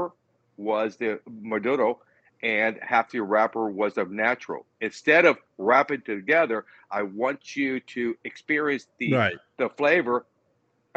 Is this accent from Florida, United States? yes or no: yes; Tampa, Florida, United States; now in Odessa, United States; Born and raised in Tampa. So I live in Odessa, but it's right outside of Tampa